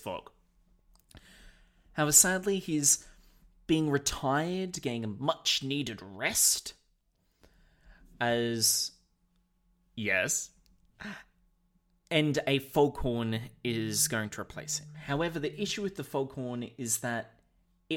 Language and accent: English; Australia; we here in Australia